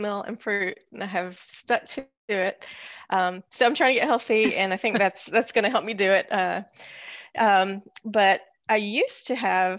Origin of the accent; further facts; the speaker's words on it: Greensboro, North Carolina, United States; From Greensboro, North Carolina Road. So I didn't go far.